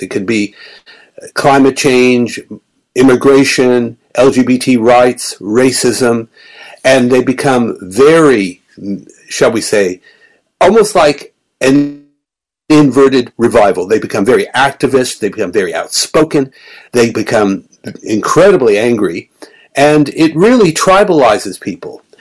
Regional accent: Melbourne, Victoria, Australia; moved away; Melbourne, my hometown

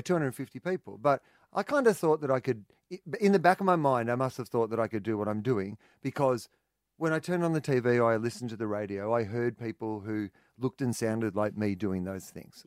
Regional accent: Australia; being an Australian

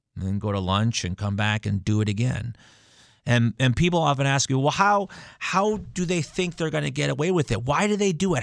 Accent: Stamford, Connecticut, United States; my hometown, my backyard of Stamford, Connecticut

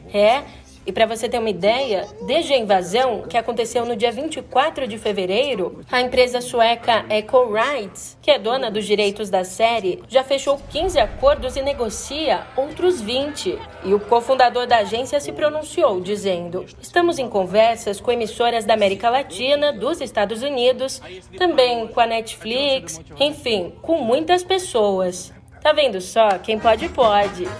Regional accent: São Paulo, Brazil; como uma boa paulistana que sou

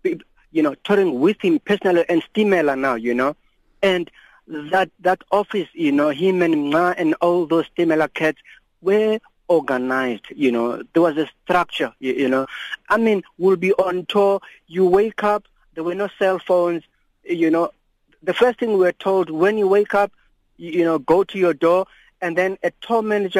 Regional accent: Cape Town, Western Cape, South Africa; I'm from Cape Town.

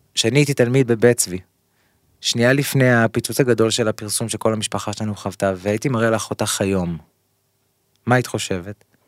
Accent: Kfar Saba, Central District, Israel; also born or lived in Ramat Gan; אנחנו באים מכפר סבא, גדלתי בכפר סבא

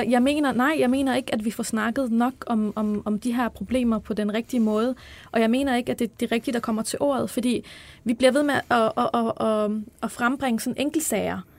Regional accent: Albertslund, Capital Region of Denmark, Denmark; Jamen, jeg er vokset op på Vestegnen i Albertslund.

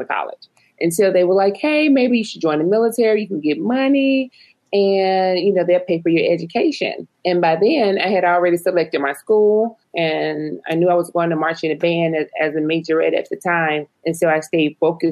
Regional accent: Montgomery, Alabama, United States; moved away; growing up in Montgomery, Alabama

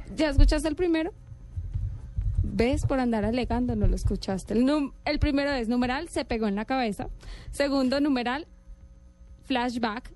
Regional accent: Valle del Cauca, Colombia; como soy del Valle, entonces pues le hago fuerza a los del Valle

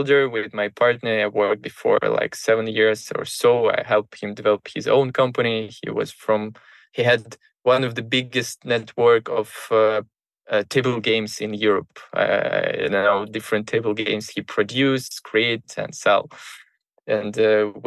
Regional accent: Moscow, Russia; I grew up in Moscow

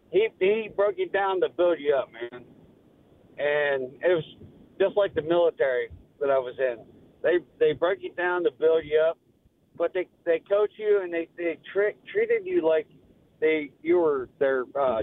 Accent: Butler County, Pennsylvania, United States; I grew up in Butler County

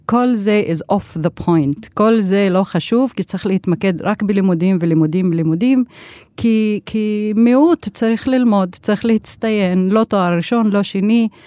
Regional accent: Tira, Central District, Israel; כן, זה מתחיל בטירה, וזה עדיין בטירה. אני נולדתי בטירה למשפחה של אבא שהוא אה, ניהל את אה, מערכת החינוך אה, אז בכפר טירה, עכשיו זה נקרא עיר טירה.

